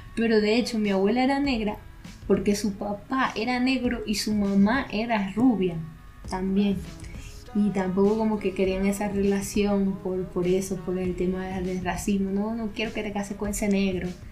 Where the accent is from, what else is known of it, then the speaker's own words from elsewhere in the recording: Venezuela; nosotros como venezolanos